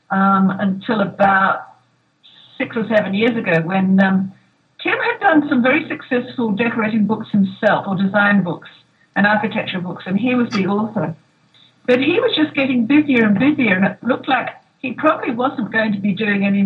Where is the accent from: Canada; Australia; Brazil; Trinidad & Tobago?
Australia; now in Los Angeles, United States; Australian. So we had to make a decision where we were going to live.